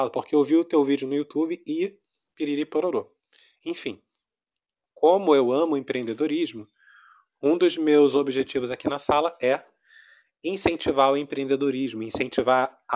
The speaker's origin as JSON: {"language": "Portuguese", "region": "Rio de Janeiro", "country": "Brazil", "said": "Sou do Rio. Brasil, Rio de Janeiro. Ah. Embora meu sotaque esteja todo misturado."}